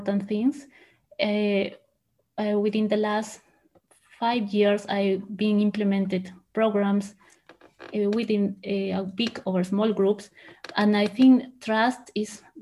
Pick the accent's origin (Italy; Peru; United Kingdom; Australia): Peru; English is a second language; moved away as an adult; also born or lived in Huancayo, Peru / Lima, Peru; now in Germany; I was born in Huancayo. It is a small city in the mountains in Peru, but I moved to Lima, the capital, with my parents and my sisters